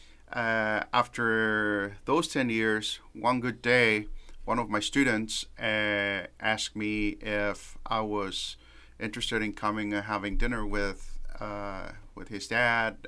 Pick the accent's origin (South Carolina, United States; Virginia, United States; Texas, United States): Texas, United States; Southern; also born or lived in California / San Antonio, Texas; now in Henderson, United States; I was born in California, but grew up in Southern Texas, which is kind of like sometimes an extension of Mexico because you only speak Spanish down there